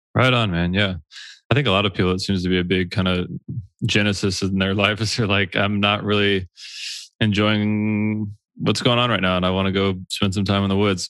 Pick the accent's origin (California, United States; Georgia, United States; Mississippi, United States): Georgia, United States; we both grew up on the East Coast. I grew up in Georgia.